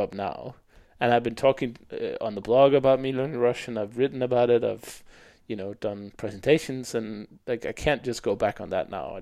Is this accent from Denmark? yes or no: yes; Denmark; In Denmark, we have, of course, Danish is like 95% or more